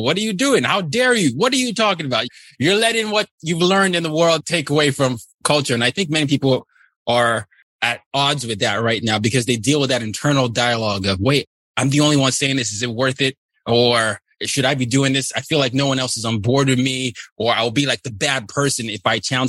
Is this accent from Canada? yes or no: no; Nigeria; English is a second language; I went to boarding school. I'm from Nigeria and we had a lot of that.